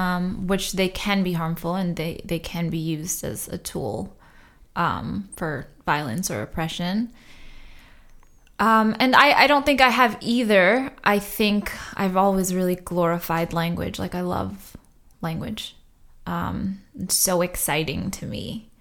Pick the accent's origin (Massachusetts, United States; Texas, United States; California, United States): Massachusetts, United States; Boston; born there; also born or lived in Trinidad; I didn't actually like move to the States until I was 7 or so. Okay. But I am a. Yeah, I was born in Boston.